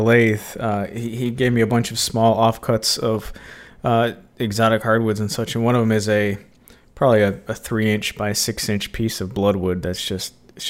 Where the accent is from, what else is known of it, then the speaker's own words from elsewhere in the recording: Starkville, Mississippi, United States; We're from Starkville.